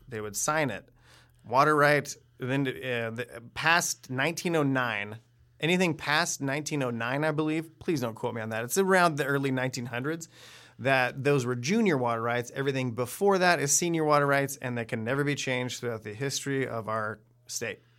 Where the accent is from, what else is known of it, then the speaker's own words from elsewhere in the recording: Bend, Oregon, United States; I'm a filmmaker from Bend, Oregon